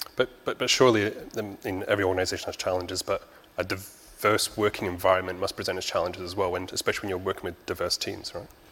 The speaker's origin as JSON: {"language": "English", "country": "Japan", "said": "I'm pure Japanese"}